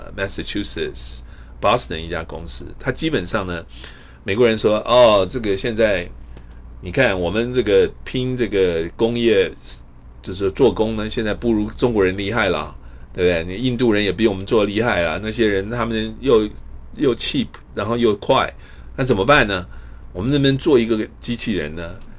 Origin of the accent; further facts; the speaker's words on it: Taipei, Taiwan; moved away as an adult; also born or lived in Pingtung, Taiwan / Iowa, United States; now in United States; 我是台湾屏东出生，台北长大。呃，我一九八三年，呃，清华数学系毕业以后呢，我到美国的爱华大学进修。我一九九二年，一九九零年取得博士，呃，学位。然后一九九八年，我加入这个美国太空总署，J P L